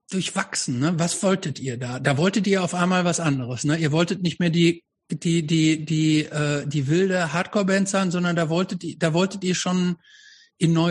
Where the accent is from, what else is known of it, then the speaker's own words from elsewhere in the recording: Hamm, North Rhine-Westphalia, Germany; Nee, ich bin nicht Dortmunder, aber ich bin, ich bin, ich komme aus Hamm.